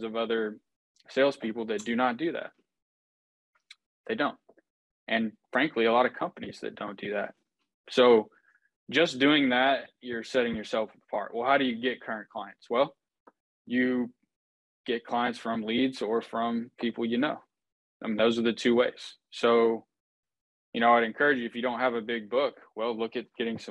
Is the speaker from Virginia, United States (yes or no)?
no; Houston, Texas, United States; I am from Houston, Texas